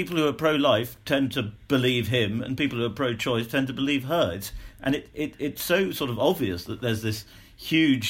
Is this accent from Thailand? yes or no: no; United Kingdom